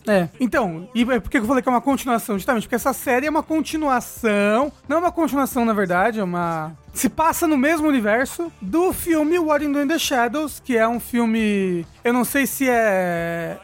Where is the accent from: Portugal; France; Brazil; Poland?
Brazil; a gente é brasileiro